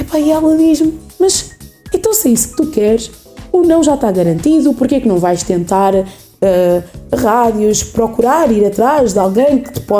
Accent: Leiria, Centro, Portugal; eu nasci, fui nascida e criada em Leiria. Em Leiria, exatamente. Leiria. Sou leiriense de Gema. Mas, sim, a minha mãe nasceu em Angola

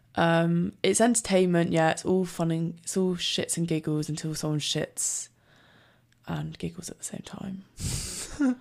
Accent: Scotland, United Kingdom; I'm from Scotland

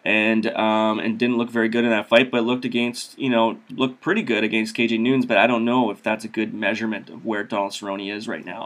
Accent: Saskatchewan, Canada; I grew up in Saskatchewan

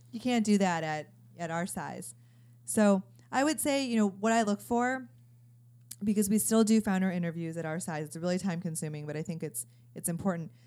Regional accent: Chicago, Illinois, United States; moved away as an adult; also born or lived in Stanford, California; I'm from Chicago, and I remember being a junior in high school

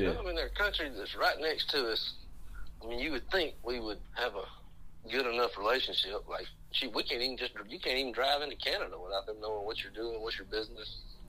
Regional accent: United States; As an American

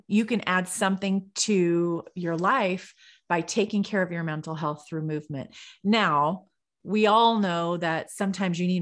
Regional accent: California, United States; I'm from California

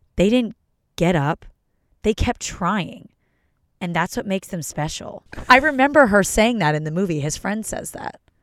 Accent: Philadelphia, Pennsylvania, United States; moved away; I'm from Philly

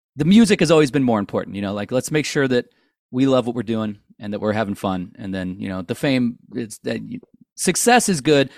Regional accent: St. Louis, Missouri, United States; we're all from Saint Louis. We all grew up down the street from each other

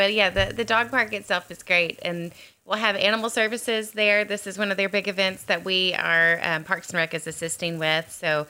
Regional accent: Central Arkansas, United States; moved away; Central Arkansas. I mean, I'm from Arkansas.

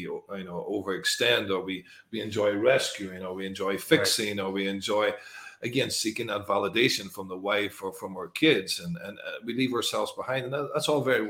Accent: Northern Ireland, United Kingdom; moved away; I came from Northern Ireland, which is a sort of war zone in a way. It was a lot of troubles there for many years

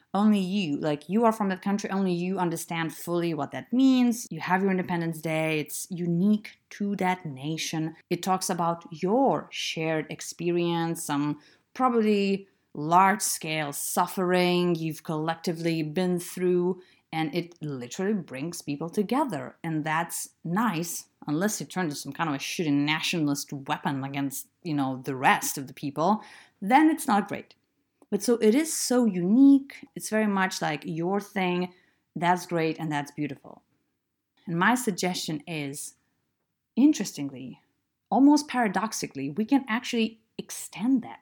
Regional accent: Lithuania; moved away; I'm from Lithuania.

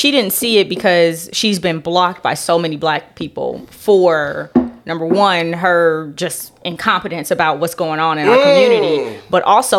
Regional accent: Los Angeles, California, United States; And I grew up in Los Angeles.

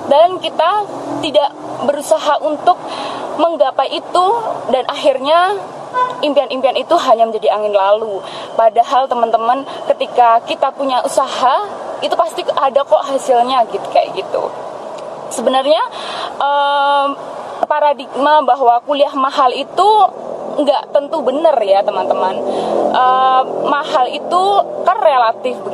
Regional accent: Klaten, Central Java, Indonesia; prodinya pendidikan bahasa Indonesia dan aku berasal dari Klaten

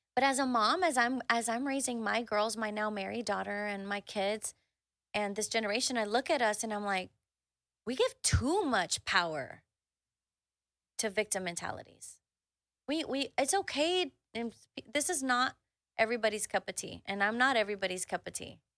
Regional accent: Houston, Texas, United States; I grew up in the Southwest side of Houston

